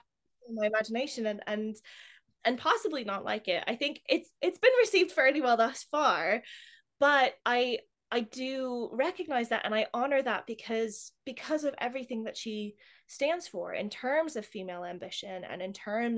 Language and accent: English; United States; now in England, United Kingdom; I'm an American